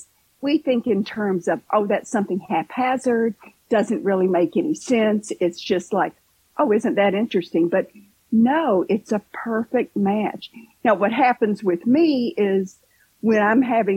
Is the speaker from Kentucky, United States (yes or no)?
yes; Kentucky, United States; now in Southwest Florida, United States; I'm originally from Kentucky